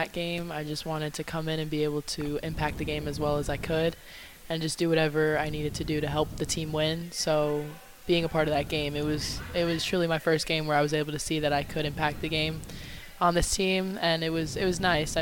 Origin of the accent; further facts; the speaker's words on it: New York, United States; moved away; I'm from New York